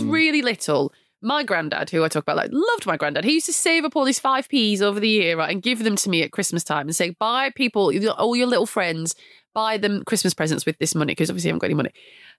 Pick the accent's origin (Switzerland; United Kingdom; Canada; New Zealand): United Kingdom; Blackburn, North West England; you're asking me from Blackburn, Lancashire